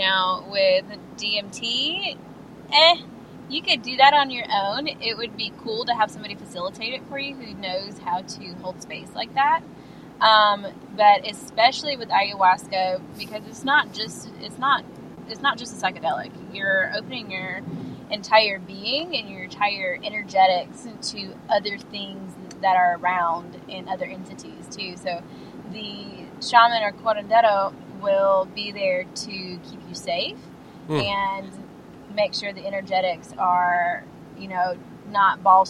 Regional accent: Columbus, Georgia, United States; Columbus, Georgia.

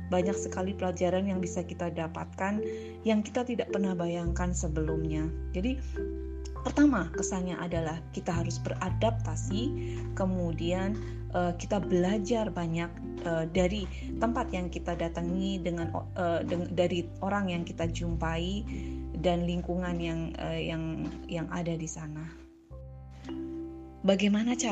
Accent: Java, Indonesia; moved away as an adult; now in Palangkaraya, Indonesia; Tempat lain untuk merantau adalah tempat di mana tempat saya tinggal sekarang yaitu Palangkaraya. Saya merantau dari Jawa ya, mengikuti suami untuk membentuk suatu keluarga baru di Kalimantan

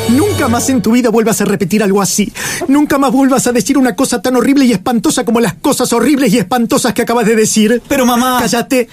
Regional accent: Capilla del Monte, Córdoba, Argentina; nosotros eh, nacimos en Capilla del Monte

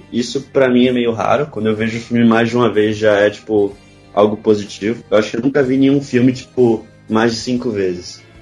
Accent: Bahia, Brazil

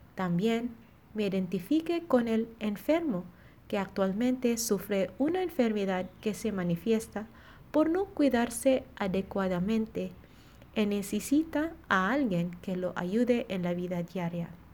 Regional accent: Philippines; now in Monterrey, Mexico; misionera filipina, y estoy en la comunidad de Monterrey

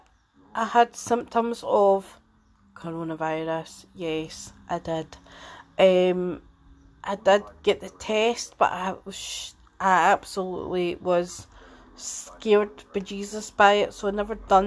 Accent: Edinburgh, Scotland, United Kingdom; I'm 46 and I'm from Edinburgh

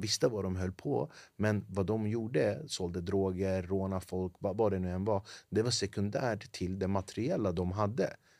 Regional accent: Flemingsberg, Stockholm County, Sweden; Jag är född och uppvuxen i Flemingsberg

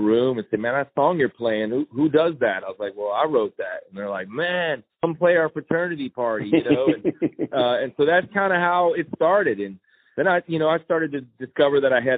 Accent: Chicago, Illinois, United States; I'm a preacher's kid from Chicago, Illinois. I'm still in recovery for that, growing up as a preacher's kid, but I grew up in the Chicago suburbs

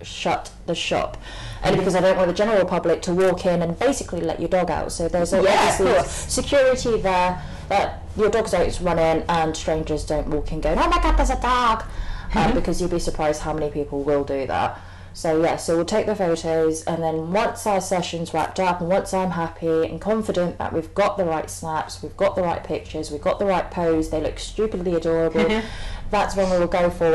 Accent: Camden, London, United Kingdom; I grew up basically on Cross Street

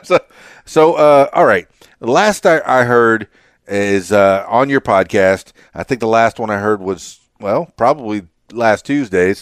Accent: Miami, Florida, United States; my hometown, Miami

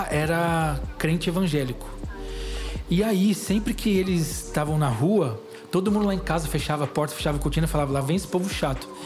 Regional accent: São Caetano do Sul, São Paulo, Brazil; moved away; also born or lived in Belo Horizonte; Não, Não. eu sou de São Caetano.

